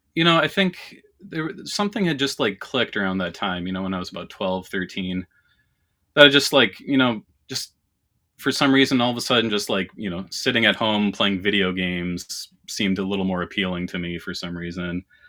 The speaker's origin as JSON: {"language": "English", "country": "Canada", "tie": "born or raised there", "moved": "yes", "lives_now": "Minnesota, United States", "said": "I was born and raised in Canada. I live in Minnesota now"}